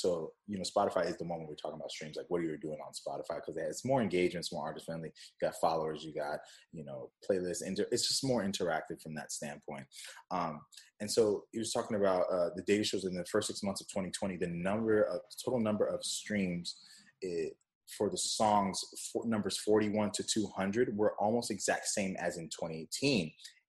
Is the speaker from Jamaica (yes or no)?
yes; Jamaica; I'm Jamaican, for those who don't know. So I've been drinking this coconut water since I was young.